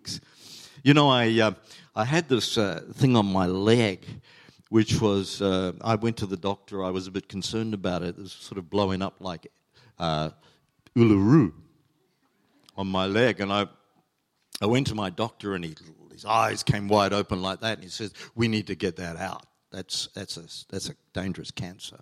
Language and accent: English; New Zealand; also born or lived in Chile; now in Australia; we were Kiwis